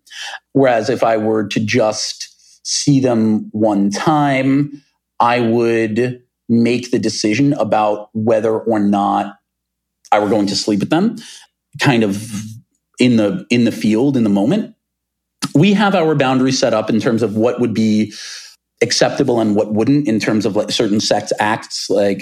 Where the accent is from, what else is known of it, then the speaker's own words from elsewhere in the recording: New York, United States; Most of the friends with whom I grew up on Long Island, they no longer live in New York City.